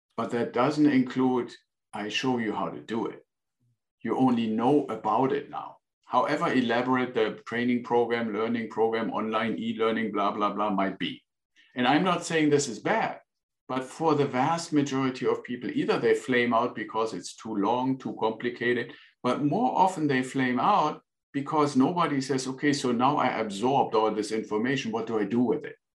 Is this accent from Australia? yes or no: no; Northern Germany, Germany; English is a second language; moved away as an adult; now in United States; I'm originally from Germany, was born in northern Germany and joined the Air Force after school